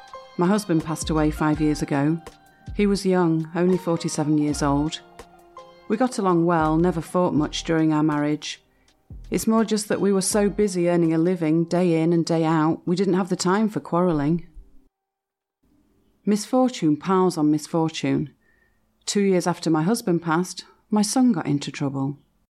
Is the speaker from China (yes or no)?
yes; Dingxing, Hebei, China; moved away as an adult; now in Beijing, China; I'm originally from Dingxing in Hebei. After I got married in 1985, I came to Beijing with my husband to open a small business.